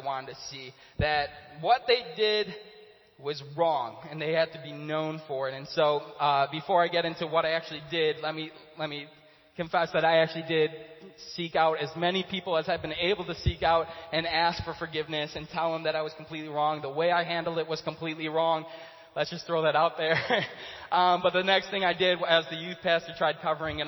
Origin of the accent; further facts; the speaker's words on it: Chicago, Illinois, United States; I grew up in Chicago my whole life, my whole childhood I was there